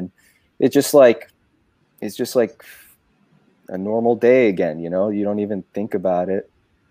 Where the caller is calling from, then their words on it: Los Angeles, California, United States; and I'm tuning in from Los Angeles, California.